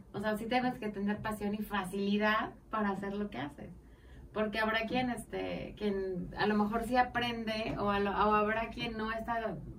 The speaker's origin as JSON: {"language": "Spanish", "country": "Mexico", "said": "como mexicanos"}